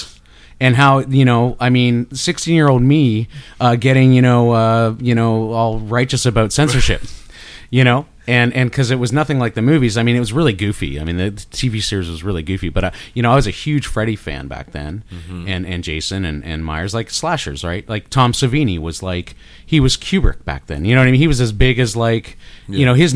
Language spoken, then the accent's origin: English; Canada; accent: Canadian; my Canadian accent